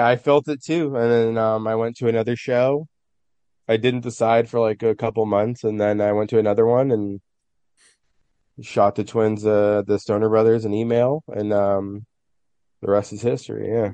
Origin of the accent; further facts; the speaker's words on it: San Francisco, California, United States; I'm from San Francisco. I've lived my whole life in the city